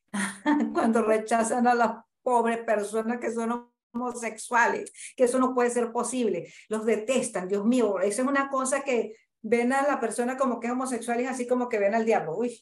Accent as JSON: {"language": "Spanish", "town": "Santa Cruz de la Sierra", "region": "Santa Cruz", "country": "Bolivia", "said": "Yo soy de aquí de Santa Cruz"}